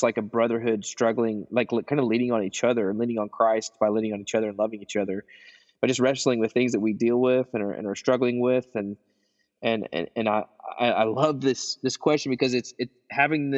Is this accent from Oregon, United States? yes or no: no; Arkansas, United States; now in Kansas City, United States; I'm from Arkansas